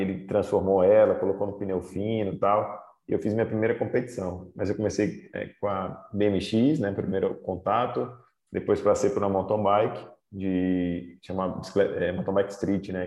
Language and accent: Portuguese; Aracaju, Sergipe, Brazil; born or raised there; moved away as an adult; also born or lived in Sobral, Ceará / Italy